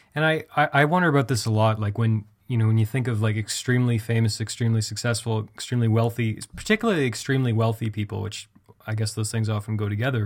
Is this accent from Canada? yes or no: yes; Canada; I'm Canadian.